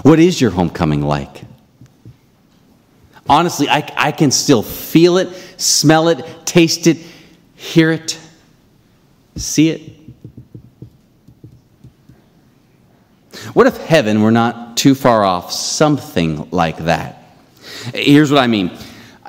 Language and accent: English; Ohio, United States; growing up in Ohio